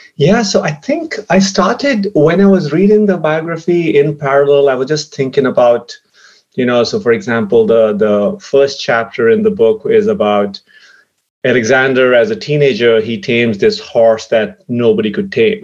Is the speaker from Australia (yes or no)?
no; India; growing up in India